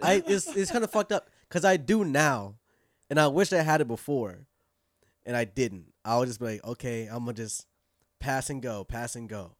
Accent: California, United States; moved away; also born or lived in Inglewood / Pasadena / San Fernando Valley; Inglewood, then, like, Pasadena, uh, the Valley, for a long time

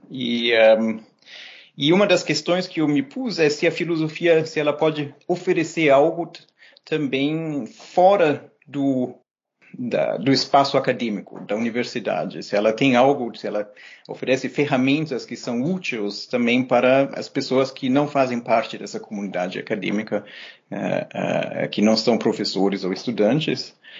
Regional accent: São Paulo, Brazil; moved away as an adult; also born or lived in Germany / Berlin / Jerusalem; now in Montreal, Canada; os meus pais resolveram voltar e a gente foi para o Brasil, uh, de uma cidadezinha pequena na Alemanha, a gente mudou para São Paulo

